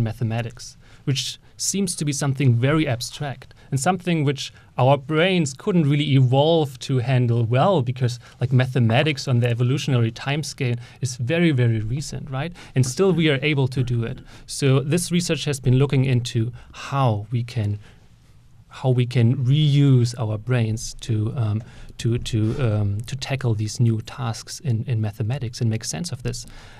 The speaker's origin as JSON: {"language": "English", "country": "Germany", "moved": "as an adult", "lives_now": "Bloomington, United States", "said": "So I came from Germany with a computer science PhD here to IU Bloomington"}